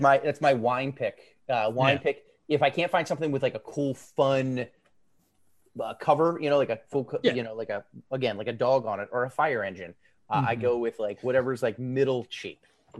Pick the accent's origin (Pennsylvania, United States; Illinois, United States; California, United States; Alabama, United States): Pennsylvania, United States; I grew up in Pearl Jam, Pennsylvania. Very small town. People don't know it. It's not really incorporated anymore.